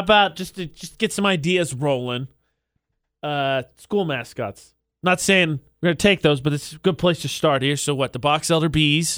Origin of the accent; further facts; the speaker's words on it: Lafayette, Indiana, United States; It just changed to Lafayette, it's my hometown.